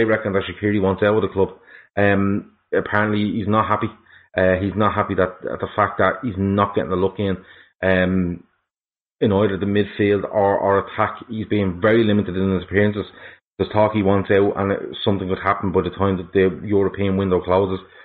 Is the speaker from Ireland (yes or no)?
yes; Dublin, Leinster, Ireland; now in Meath, Ireland; I am from Dublin. I'm living in Mead too. But I am originally from Dublin